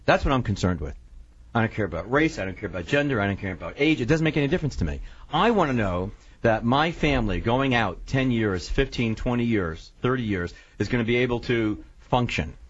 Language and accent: English; Syracuse, New York, United States; now in Miami, United States; I'm from Syracuse. I'm from upstate New York.